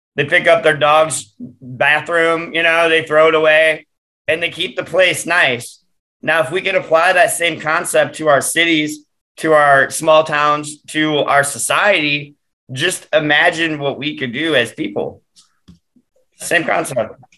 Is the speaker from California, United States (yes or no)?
no; Detroit, Michigan, United States; growing up in Metro Detroit